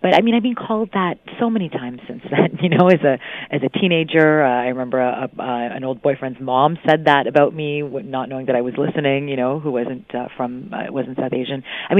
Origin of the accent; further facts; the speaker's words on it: Mississauga, Ontario, Canada; I remember the first time I was called a Paki in Mississauga, and Mississauga was very different then. It wasn't as multicultural. Now half the residents come from somewhere else, but it certainly wasn't like this when I grew up